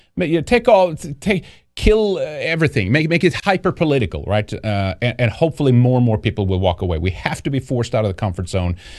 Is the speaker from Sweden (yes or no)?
yes; Sweden; moved away; Growing up in Sweden